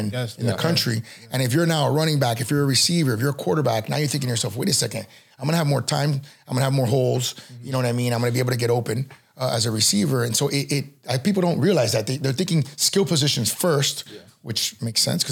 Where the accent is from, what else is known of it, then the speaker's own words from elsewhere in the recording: Miami, Florida, United States; I was born and raised in Miami